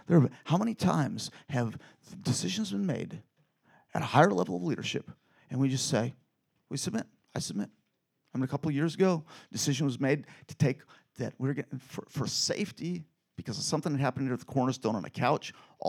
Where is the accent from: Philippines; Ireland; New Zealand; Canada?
Philippines; born there; Because I was born in the Philippines, and a lot of people there eat blood.